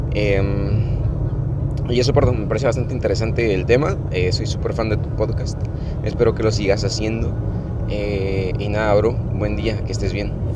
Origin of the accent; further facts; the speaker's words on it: Guatemala; desde mi pueblo, desde mi aldea, desde un lugar pequeño y en Guatemala